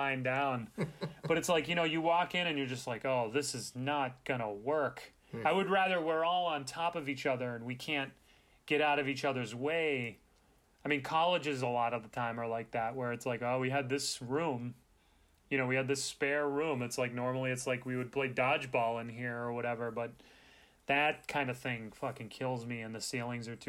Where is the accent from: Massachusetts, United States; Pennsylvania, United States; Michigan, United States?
Massachusetts, United States; Boston; I'm from Boston